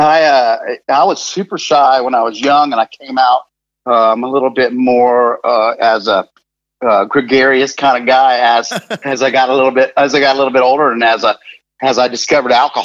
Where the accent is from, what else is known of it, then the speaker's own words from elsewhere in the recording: Gainesville, Florida, United States; Growing up in Gainesville